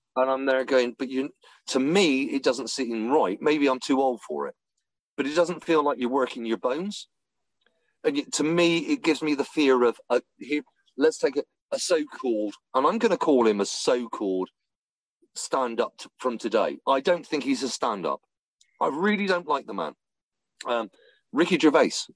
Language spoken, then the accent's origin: English; England, United Kingdom; I'm English.